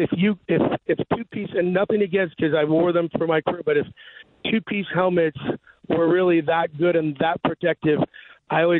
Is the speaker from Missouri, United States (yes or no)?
yes; St. Louis, Missouri, United States; I was from St. Louis.